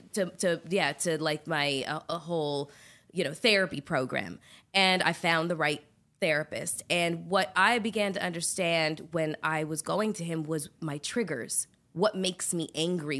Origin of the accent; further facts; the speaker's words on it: Canada; I'm Canadian